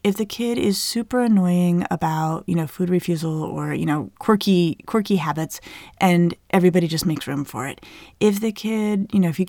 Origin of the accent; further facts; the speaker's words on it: Colorado, United States; I grew up in Colorado in the Southwest.